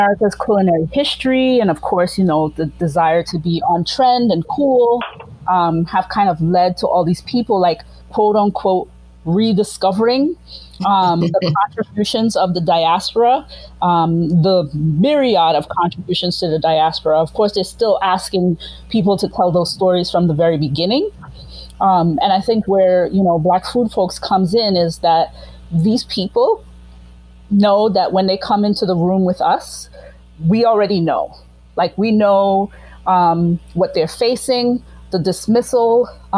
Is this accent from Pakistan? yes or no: no; Grenada; I am like from Grenada